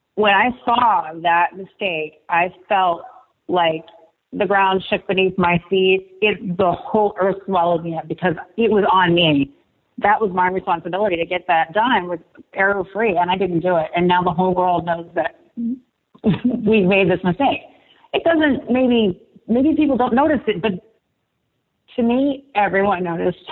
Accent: Martinsburg, West Virginia, United States; We grew up in Martinsburg.

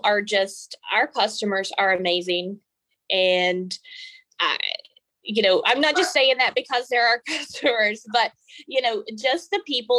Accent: Montgomery, West Virginia, United States; I was born and raised in Montgomery, West Virginia

